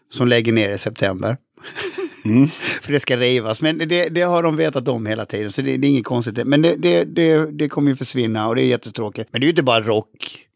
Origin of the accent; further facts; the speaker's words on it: Halmstad, Halland County, Sweden; jag kommer ju från Halmstad